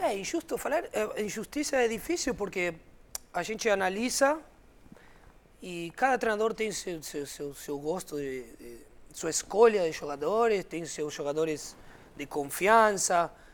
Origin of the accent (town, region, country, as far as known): Argentina